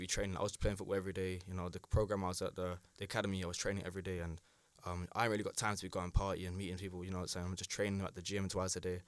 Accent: United Kingdom; as a British citizen

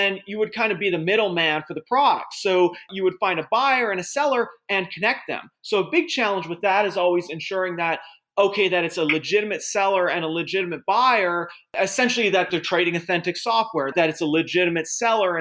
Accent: Edmonton, Alberta, Canada; moved away as an adult; now in United States; I grew up in Edmonton, Alberta, which was a great place to grow up

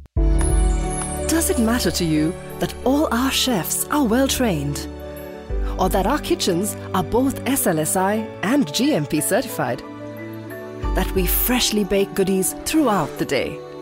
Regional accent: Wisconsin, United States; I come from Wisconsin

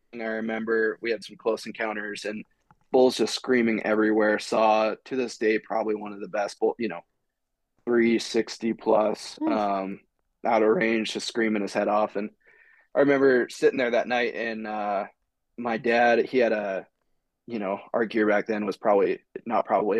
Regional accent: Glendive, Montana, United States; moved away; I grew up in eastern Montana, a small little town called Glendive.

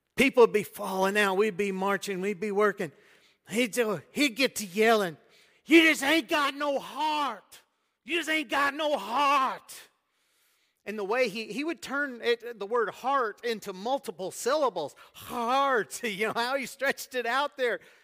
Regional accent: United States; now in Debrecen, Hungary; I am an American

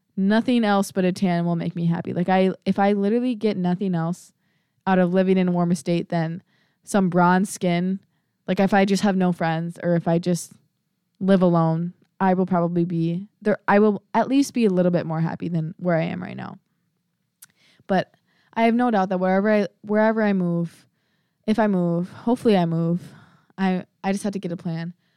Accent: Prior Lake, Minnesota, United States; moved away; I'm from Priory Lake, Minnesota

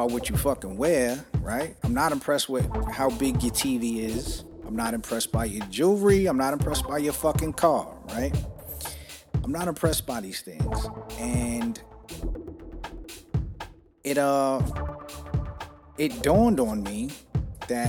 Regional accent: New York City, New York, United States; growing up in New York City and you're Puerto Rican

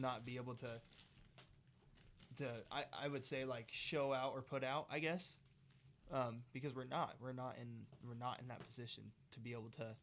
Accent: United States

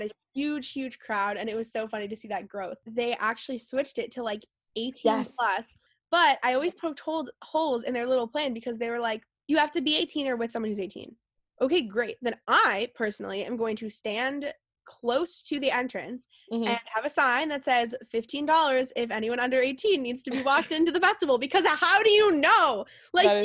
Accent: Connecticut, United States; I'm from Connecticut

